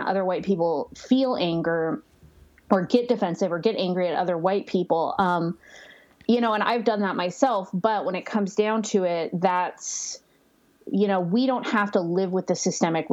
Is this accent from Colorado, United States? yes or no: no; Northern California, United States; now in Joshua Tree, United States; I currently live in Joshua Tree, but I'm from Northern California